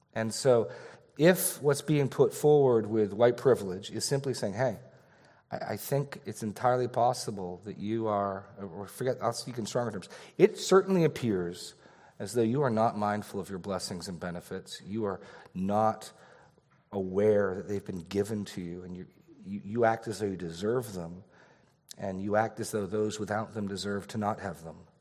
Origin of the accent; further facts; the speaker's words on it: New England, United States; I was born in New England